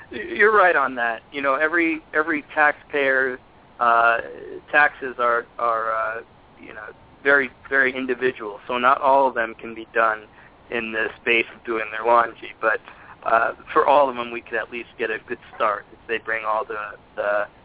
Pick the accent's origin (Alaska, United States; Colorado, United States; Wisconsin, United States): Alaska, United States; Anchorage; also born or lived in Seattle, Washington; now in New York, United States; I live in New York now. I grew up in Anchorage, Alaska. I spent 10 years in Seattle, and I've been in New York for 14 years now.